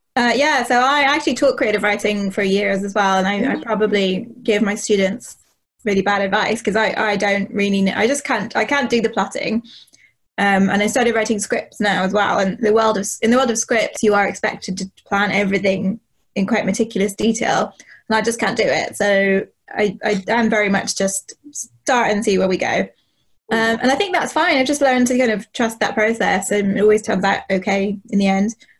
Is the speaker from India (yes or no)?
no; Northern Ireland, United Kingdom; I grew up in Northern Ireland in the eighties and the nineties